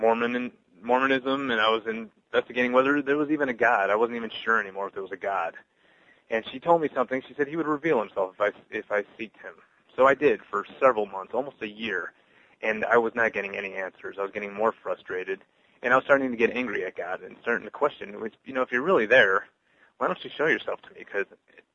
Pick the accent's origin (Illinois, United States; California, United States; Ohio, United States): Illinois, United States; Glenview; I grew up in Glenview, which is just 20 miles north of Chicago.